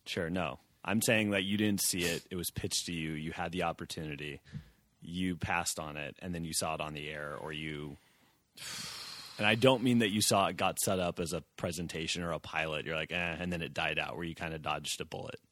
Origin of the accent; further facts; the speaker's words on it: Orange County, California, United States; I grew up in Orange County